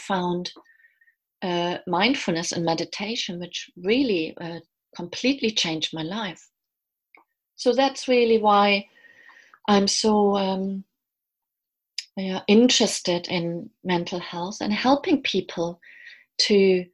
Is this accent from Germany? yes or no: yes; Germany; moved away as an adult; now in London, United Kingdom; I'm originally from Germany. I've lived in London for the last 20 years